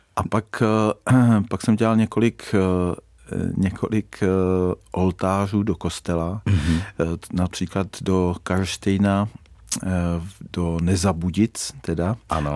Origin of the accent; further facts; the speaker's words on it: Řevnice, Central Bohemian Region, Czechia; also born or lived in Hořice / Prague; now in Karlík, Czechia; narodil jsem se v Řevnicích, tam jsem, eh, tam jsem potom začal bydlet se svou ženou eh, ve domě po rodičích